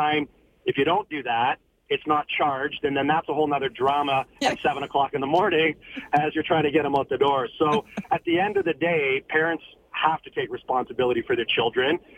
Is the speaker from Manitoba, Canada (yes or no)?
yes; Winnipeg, Manitoba, Canada; moved away; I grew up in Winnipeg with four older brothers